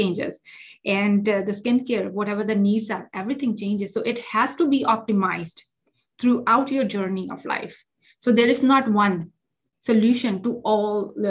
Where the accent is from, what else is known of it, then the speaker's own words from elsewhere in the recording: India; now in United States; I came from India, which is called a developing country. And I came to US and the culture is very different over here.